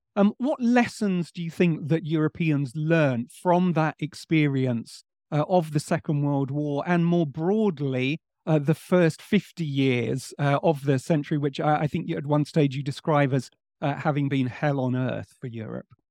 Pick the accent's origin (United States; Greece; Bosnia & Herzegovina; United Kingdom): United Kingdom; England; one Englishman